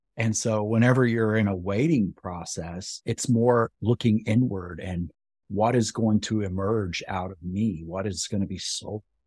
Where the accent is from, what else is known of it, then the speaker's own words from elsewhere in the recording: West Texas, United States; I grew up in West Texas